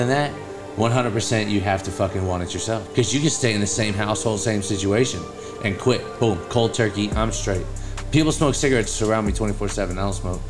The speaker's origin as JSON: {"language": "English", "town": "Sacramento", "region": "California", "country": "United States", "moved": "yes", "said": "I'm from Sacramento, California"}